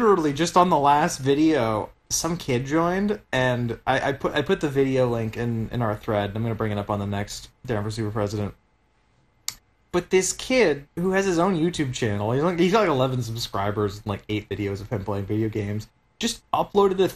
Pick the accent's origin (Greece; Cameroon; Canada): Canada; Chilliwack, British Columbia; now in Surrey, Canada; I lived in Chilliwack.